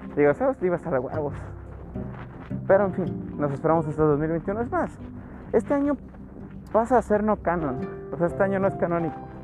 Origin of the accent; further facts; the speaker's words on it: Nuevo León, Mexico; soy de Nuevo León, el hermoso estado que es famoso por la carne asada